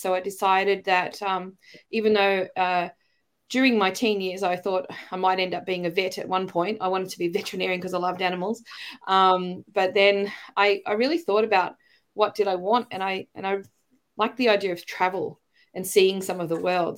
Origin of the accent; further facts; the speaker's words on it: Australia; accent: Australian; moved away as an adult; also born or lived in China; I've got my Australian accent back, but you know, when I was working overseas, the Brits would ask me if I was American, and the Americans would ask me if I was British, and I'd be like, "No, you're all wrong." you know, I'm an Aussie.